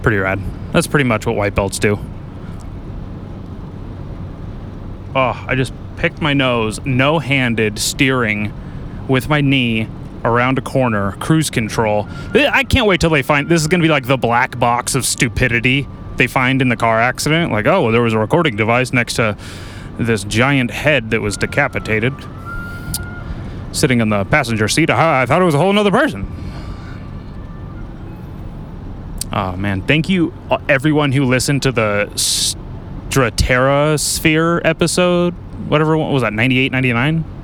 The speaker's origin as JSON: {"language": "English", "town": "Lompoc", "region": "California", "country": "United States", "said": "I'm from Lompoc"}